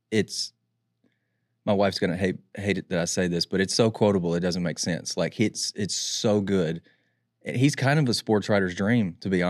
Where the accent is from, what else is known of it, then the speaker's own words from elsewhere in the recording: New Jersey, United States; he makes fun of me because I'm from Jersey. So we have Jersey club dancing.